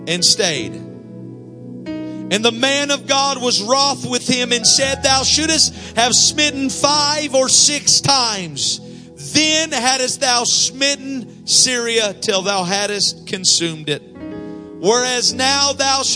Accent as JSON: {"language": "English", "region": "Iowa", "country": "United States", "said": "I'm just from Iowa"}